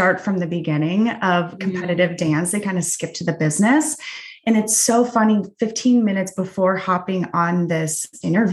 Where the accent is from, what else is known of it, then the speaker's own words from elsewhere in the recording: Midwest, United States; I grew up in the Midwest